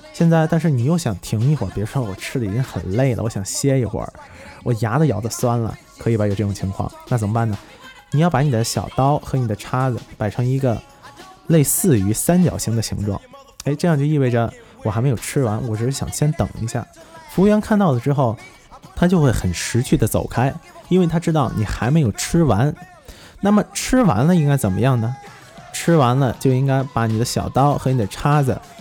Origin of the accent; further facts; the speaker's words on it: China; 我们中国人